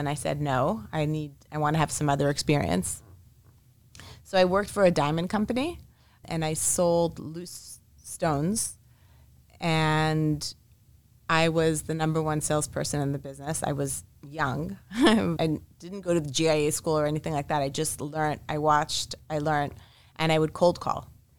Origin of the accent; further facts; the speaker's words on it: Montreal, Quebec, Canada; also born or lived in Israel; So we moved a lot as a child. I was born in Israel and by the age of 3, moved to Montreal, Canada.